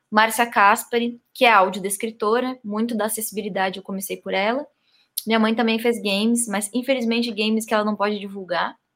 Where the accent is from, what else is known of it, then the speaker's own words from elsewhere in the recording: Salvador, Bahia, Brazil; born there; moved away; Eu nasci em Salvador, Bahia. Aí voltei a morar no Sul, porque a família toda era do Sul.